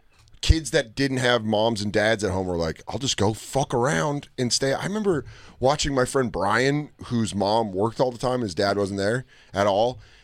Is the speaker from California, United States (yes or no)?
no; Aurora, Colorado, United States; I'd say Denver, and then people are like, where? And I'm like, Aurora